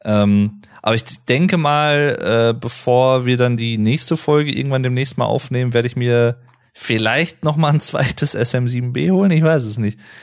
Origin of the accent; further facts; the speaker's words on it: North Rhine-Westphalia, Germany; also born or lived in Paderborn; ich als jemand, der halt aus gebürtig aus NRW kommt